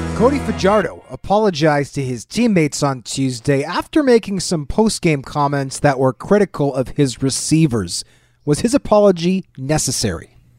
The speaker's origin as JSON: {"language": "English", "town": "Winnipeg", "region": "Manitoba", "country": "Canada", "tie": "born or raised there", "said": "I grew up in Winnipeg"}